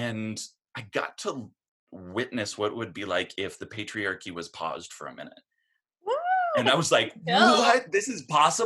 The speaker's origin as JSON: {"language": "English", "town": "Portland", "region": "Oregon", "country": "United States", "said": "I'm from Portland, Oregon"}